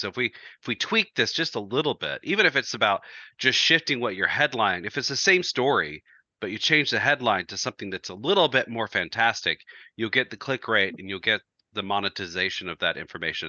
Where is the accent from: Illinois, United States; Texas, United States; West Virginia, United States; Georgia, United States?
Georgia, United States; We, we grew up in Georgia